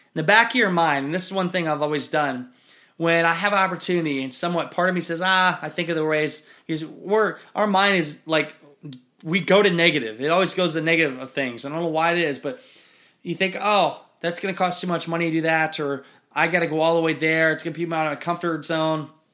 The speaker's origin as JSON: {"language": "English", "region": "Iowa", "country": "United States", "tie": "born or raised there", "said": "in my woods in Iowa"}